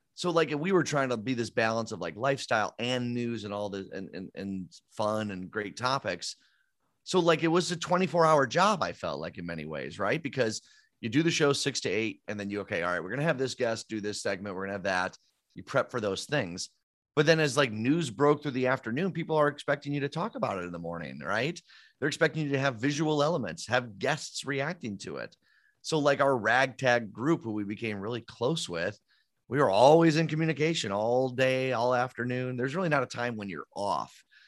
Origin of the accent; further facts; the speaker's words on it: Downers Grove, Illinois, United States; I grew up in Downers Grove